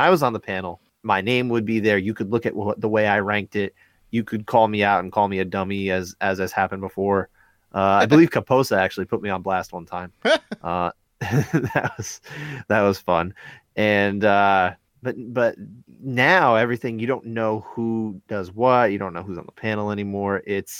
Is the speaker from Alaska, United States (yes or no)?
no; New Jersey, United States; we're from North Jersey.